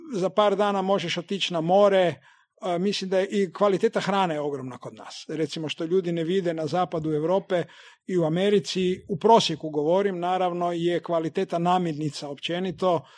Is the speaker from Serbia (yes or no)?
no; Zagreb, City of Zagreb, Croatia; Zato jer, prvom redu je to moj rodni grad